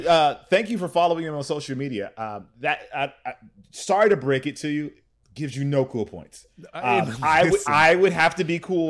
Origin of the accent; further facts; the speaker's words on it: Pacoima, California, United States; So I was born and raised in technically in Pacoima, California, which is in the Valley.